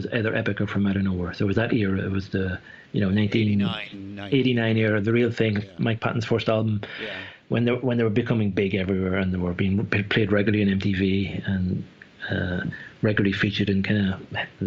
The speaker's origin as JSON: {"language": "English", "country": "Ireland", "tie": "born or raised there", "moved": "as an adult", "lives_now": "Switzerland", "said": "I might live in Switzerland now, but I'm Irish, and I lived in Ireland until I was 23."}